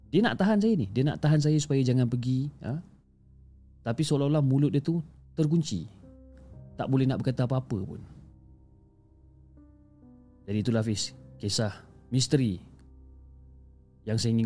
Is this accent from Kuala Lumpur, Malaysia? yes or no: no; Kuching, Sarawak, Malaysia; Saya berasal daripada kucing Sarawak